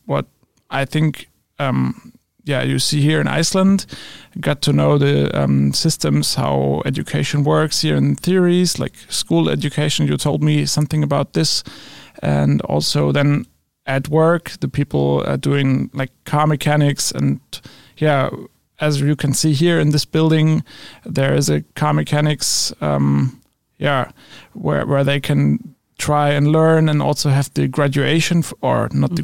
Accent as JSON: {"language": "English", "town": "Kassel", "region": "Hesse", "country": "Germany", "second_language": "English", "said": "I'm from Kassel in Germany"}